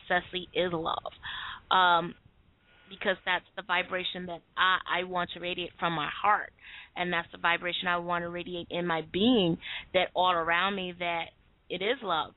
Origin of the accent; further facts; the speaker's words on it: United States; I'm from America